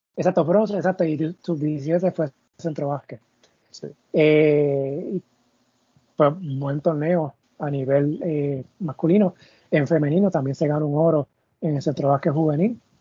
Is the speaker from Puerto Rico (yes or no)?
yes; Puerto Rico; caso de Puerto Rico, vivimos al lado de República Dominicana